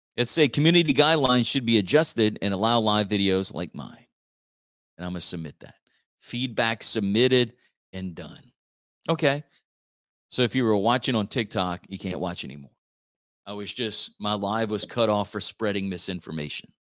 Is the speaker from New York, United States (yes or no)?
no; Church Point, Louisiana, United States; I grew up in Church Point, still live in Church Point